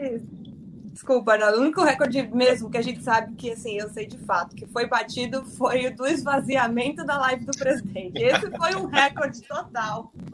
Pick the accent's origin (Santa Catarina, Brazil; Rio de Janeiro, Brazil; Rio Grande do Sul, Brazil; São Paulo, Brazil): São Paulo, Brazil; Itapecerica da Serra; eu estou aqui isolada em Tapsirica da Serra, na casa onde eu cresci a minha infância inteira. Mudei daqui aos 20 anos.